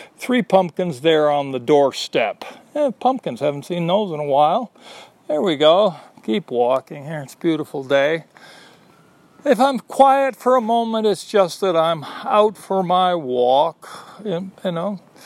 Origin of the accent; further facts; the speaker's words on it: United States; now in Austin, United States; I am an American